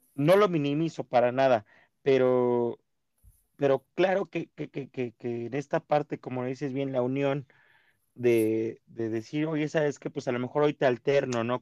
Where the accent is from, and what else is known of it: Mexico